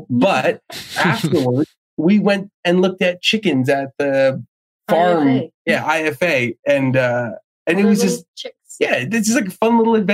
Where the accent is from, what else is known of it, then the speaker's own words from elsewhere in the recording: New Jersey, United States; I grew up in New Jersey